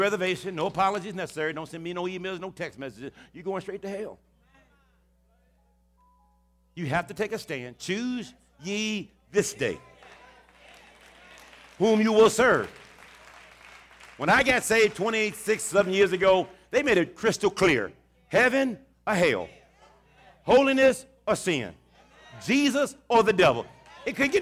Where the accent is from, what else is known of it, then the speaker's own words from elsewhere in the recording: Houston, Texas, United States; in Texas and Houston, particularly my hometown city